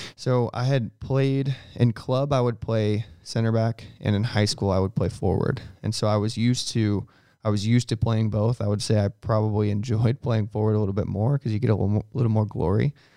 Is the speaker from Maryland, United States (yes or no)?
no; St. Louis, Missouri, United States; it was awesome to be in my hometown